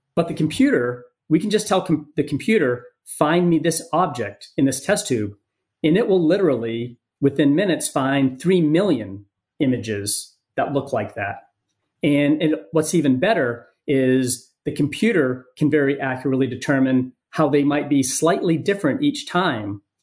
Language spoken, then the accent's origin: English; Maine, United States; moved away; also born or lived in San Diego; my home state of Maine